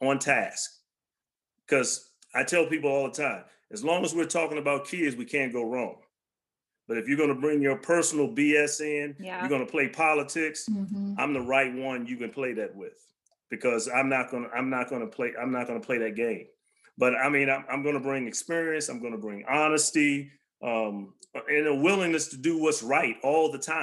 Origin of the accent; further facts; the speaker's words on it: Alexandria, Virginia, United States; I was raised in Alexandria and Del Rey when nobody really wanted to live there